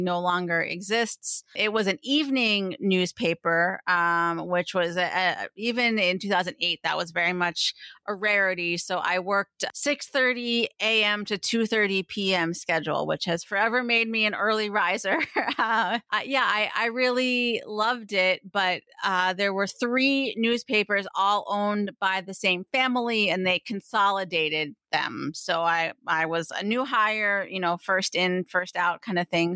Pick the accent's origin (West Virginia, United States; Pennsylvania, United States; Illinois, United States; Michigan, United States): Pennsylvania, United States; Pottsville; I grew up in Pottsville, Pennsylvania, which is a, a small town in eastern Pennsylvania